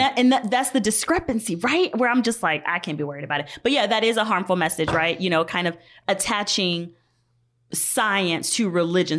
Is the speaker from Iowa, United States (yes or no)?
no; Georgia, United States; moved away; I'm from Georgia